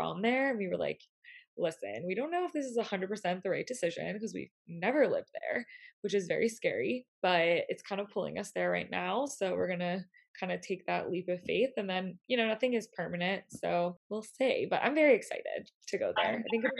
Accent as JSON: {"language": "English", "region": "Northeast", "country": "United States", "said": "And since I am from the Northeast, we figured that it was a little bit closer to home."}